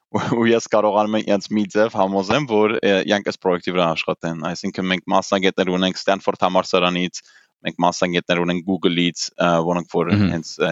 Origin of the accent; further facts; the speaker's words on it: England, United Kingdom; also born or lived in Germany; ես Գերմանիա ու Անգլիայում եմ մեծացել, այսինքն դպրոցը ու համալսարանը ավարտել եմ Անգլիայում